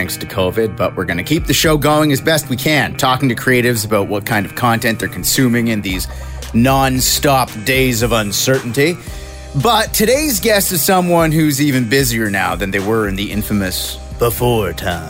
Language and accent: English; Edmonton, Alberta, Canada; I'm from Edmonton